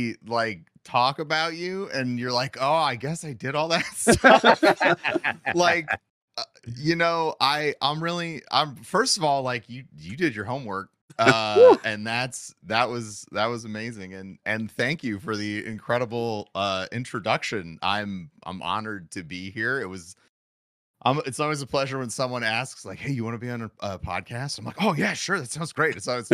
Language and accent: English; St. Louis, Missouri, United States; How did you figure out I'm from St. Louis?